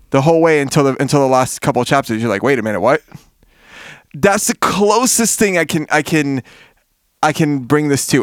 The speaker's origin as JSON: {"language": "English", "town": "Miami", "region": "Florida", "country": "United States", "tie": "born or raised there", "said": "I'm from Miami. We didn't grow up with coats"}